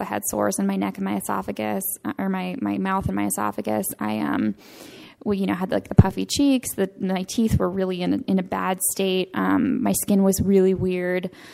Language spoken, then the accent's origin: English; Northern California, United States; I am from Northern California, Santa Fe, California.